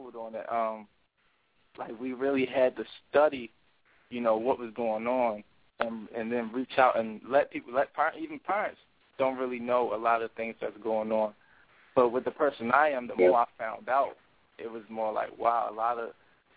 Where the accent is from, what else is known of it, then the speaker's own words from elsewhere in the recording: Baltimore, Maryland, United States; also born or lived in Prince George's County, Maryland; I'm from Baltimore, hip-hop artist